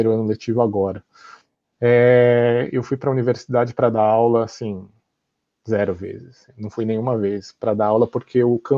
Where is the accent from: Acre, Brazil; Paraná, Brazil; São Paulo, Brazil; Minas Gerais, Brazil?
São Paulo, Brazil; Uh, cresci no Brasil, em São Paulo, e então eu falava assim, nossa, mas o que será que um, um garoto do Japão faz